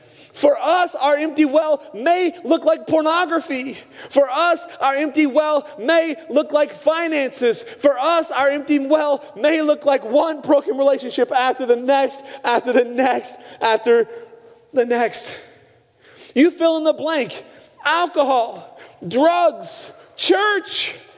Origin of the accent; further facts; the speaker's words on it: Pacific Northwest, United States; moved away; also born or lived in Arizona; I grew up in the Northwest.